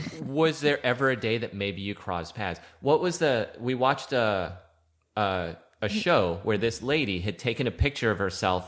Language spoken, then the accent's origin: English; St. Croix, U.S. Virgin Islands; moved away; I'm from St. Croix in the Virgin Islands